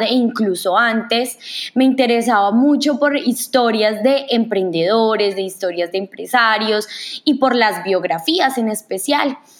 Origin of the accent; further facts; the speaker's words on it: Manizales, Caldas, Colombia; moved away; soy colombiana, nací en una ciudad hermosa que se llama Manizales